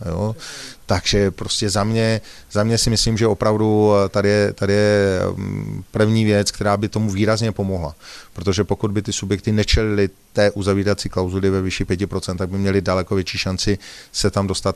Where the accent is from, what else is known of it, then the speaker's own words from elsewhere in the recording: Prague, Czechia; jsem hrdým občanem České republiky, kamkoliv ve světě jedu, tak to zdůrazňuji, že jsem z České republiky, že jsem z Prahy